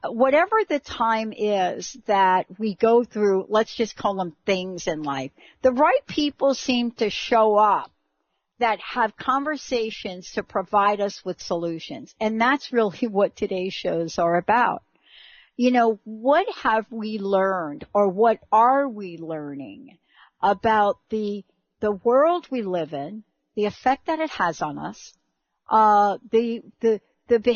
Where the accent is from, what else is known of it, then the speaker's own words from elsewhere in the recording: New York City, New York, United States; from the Bronx, the home of hip hop and rap music